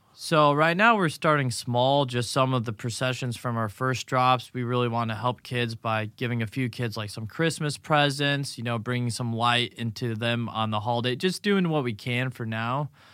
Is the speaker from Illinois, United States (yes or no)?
yes; Grayslake, Illinois, United States; moved away as an adult; now in Naples, United States; Grays Lake, Illinois, just north of Chicago, between Milwaukee